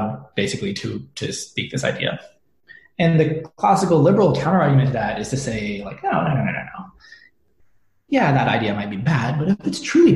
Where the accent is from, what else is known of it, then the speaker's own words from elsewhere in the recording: United States; growing up in the American education system